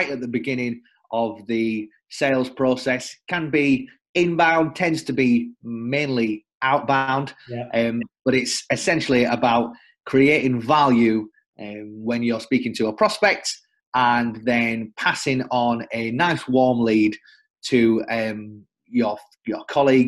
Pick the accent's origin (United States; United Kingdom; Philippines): United Kingdom; the north of England; now in London, United Kingdom; originally from the north of England, now living in London.